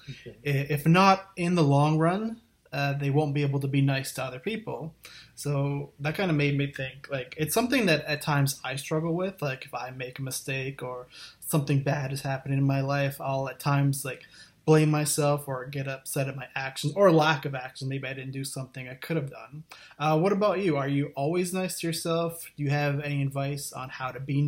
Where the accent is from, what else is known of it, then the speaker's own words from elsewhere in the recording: Thunder Bay, Ontario, Canada; I grew up in a small town called Thunder Bay, Ontario, which is about 100,000 people